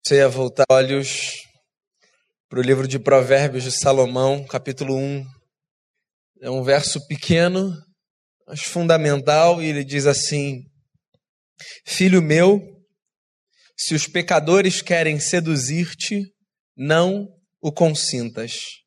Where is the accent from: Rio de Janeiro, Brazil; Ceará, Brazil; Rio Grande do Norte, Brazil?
Rio de Janeiro, Brazil; Eu sou carioca